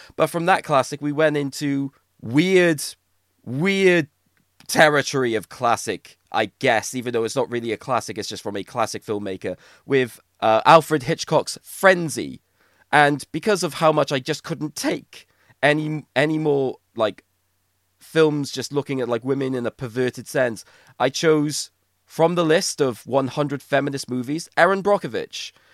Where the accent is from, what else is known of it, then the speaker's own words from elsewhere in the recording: Wales, United Kingdom; we're Welsh